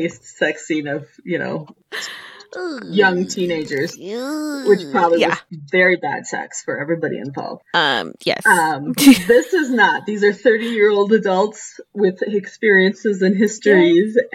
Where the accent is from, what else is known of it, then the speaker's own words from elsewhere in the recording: Denver, Colorado, United States; I grew up here in Denver